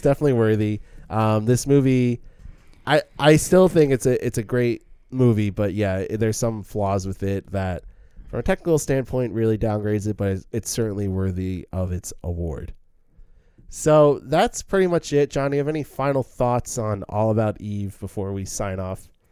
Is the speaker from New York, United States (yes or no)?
yes; Suffern, New York, United States; the Suffering Country Playhouse, which is in my hometown